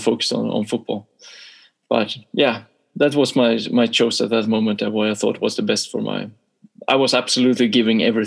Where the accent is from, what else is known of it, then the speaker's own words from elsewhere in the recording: Sweden; also born or lived in Boden, Sweden; it was 6 years in the first club in my hometown, and then it was another 6 years in Boden, another club up in the north of Sweden